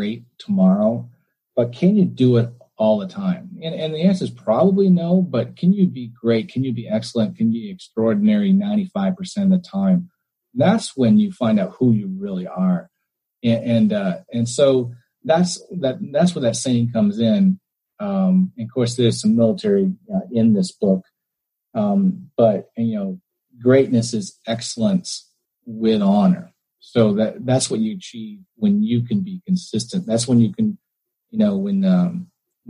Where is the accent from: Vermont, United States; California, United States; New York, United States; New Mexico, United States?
Vermont, United States; St. Johnsbury; We grew up in Vermont, in St. Johnsbury, Vermont